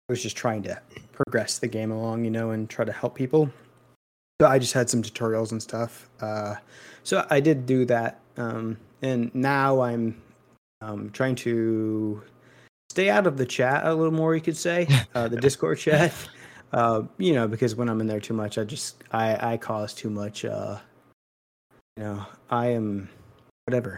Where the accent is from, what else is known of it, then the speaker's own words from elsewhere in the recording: Missouri, United States; I'm from Missouri